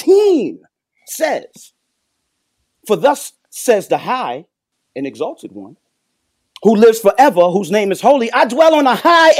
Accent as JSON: {"language": "English", "region": "New York", "country": "United States", "said": "I'm from New York."}